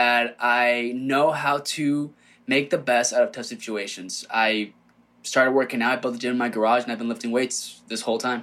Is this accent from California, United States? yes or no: yes; Rancho Cucamonga, California, United States; I grew up in Rancho Cucamonga, Southern California